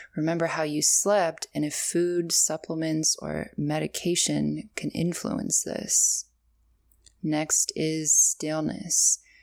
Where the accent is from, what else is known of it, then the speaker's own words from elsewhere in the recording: Canada; accent: Canadian; My Canadian accent